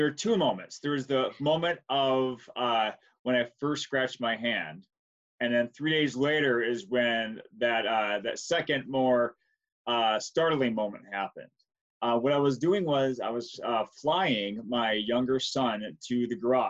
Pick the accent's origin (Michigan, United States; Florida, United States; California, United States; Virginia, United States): Michigan, United States; Flint; moved away as an adult; now in New Ulm, United States; I'm from this area, from the Flint area in Michigan. And then I moved to Minnesota in 2002.